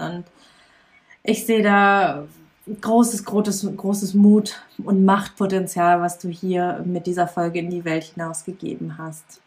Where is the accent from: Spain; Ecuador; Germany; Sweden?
Germany; Lower Saxony; ich bin ja in Niedersachsen auf dem Dorf aufgewachsen